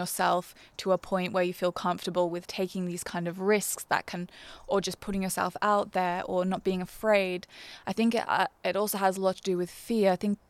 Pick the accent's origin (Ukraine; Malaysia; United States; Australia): Australia; Brisbane, Queensland; I grew up in Brisbane. I went to a state school in Brisbane.